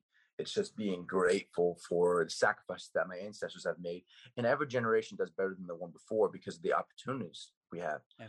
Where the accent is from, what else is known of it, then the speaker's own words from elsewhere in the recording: Plano, Texas, United States; also born or lived in Allen, Texas; I was born in Plano